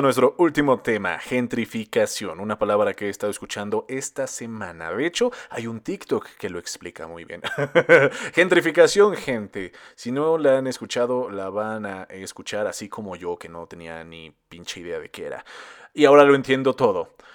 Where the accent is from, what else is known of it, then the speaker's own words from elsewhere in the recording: Mexico; Yo nací aquí, yo soy de Cardos